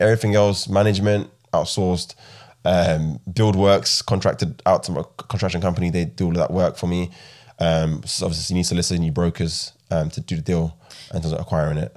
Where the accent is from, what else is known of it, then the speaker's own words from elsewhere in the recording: Ghana; also born or lived in United Kingdom; now in Midlands, United Kingdom; I'm from Ghana originally